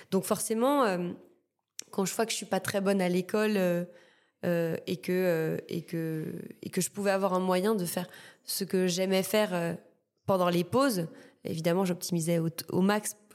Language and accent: French; Martinique, France; moved away as an adult; bah mon île euh, bah, j'ai grandi en Martinique euh, je suis née là-bas ma famille est là-bas enfin je suis martiniquaise quoi et ouais je suis partie je suis partie dès que j'ai pu